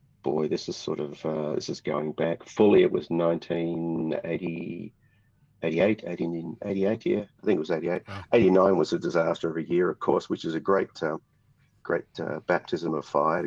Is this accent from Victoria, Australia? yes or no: yes; Ringwood, Victoria, Australia; also born or lived in United States; I'm a Yarra Valley boy. I'm born and bred in Ringwood, which is sort of the toe of the Yarra Valley.